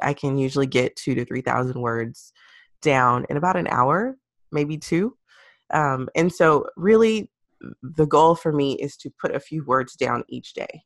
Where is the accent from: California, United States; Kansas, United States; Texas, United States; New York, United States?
Texas, United States; Houston; I grew up in Houston near the Yellowstone and Third Ward area